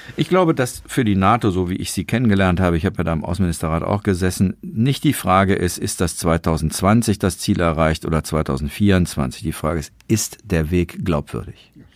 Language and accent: German; Germany; wir Deutschen